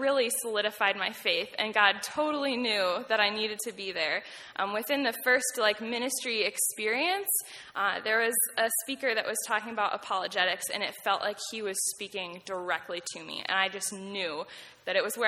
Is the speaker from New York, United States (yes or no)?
yes; Nunda, New York, United States; I grew up close by on Nunday, New York, about 30 minutes away